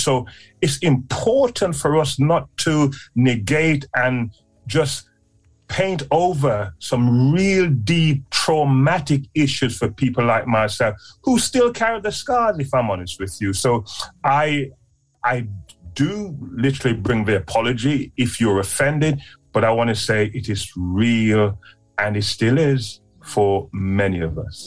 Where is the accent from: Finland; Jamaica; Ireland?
Jamaica; Clarendon; I was born in a place called Clarendon in Jamaica. So I'm me a Jamaican people